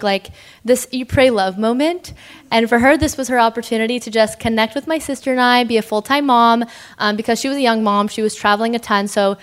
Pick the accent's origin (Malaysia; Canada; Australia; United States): Canada; Toronto, Ontario; I'm from Toronto